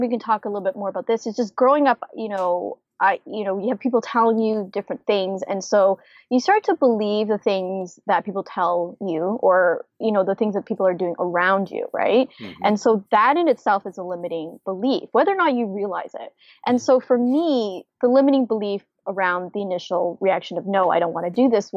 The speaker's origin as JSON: {"language": "English", "country": "Canada", "moved": "as an adult", "lives_now": "United States", "said": "I'm originally from Canada and my husband's from the US. And so when I first moved to the US"}